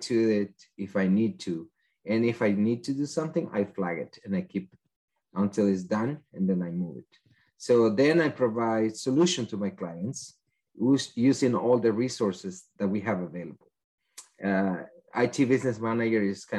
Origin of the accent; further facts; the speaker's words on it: El Salvador; English is a second language; moved away as an adult; now in United States; I am from El Salvador, and I studied that in my country.